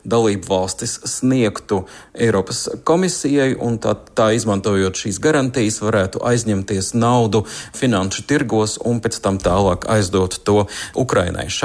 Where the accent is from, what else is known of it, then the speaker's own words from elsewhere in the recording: Joniškis, Šiauliai County, Lithuania; Mums uh, ar draugiem ir no mažiem šauļiem, un es no Joniškiem. Mēs katru gadu starp svētku periodu braucam kaut kur uz Latviju.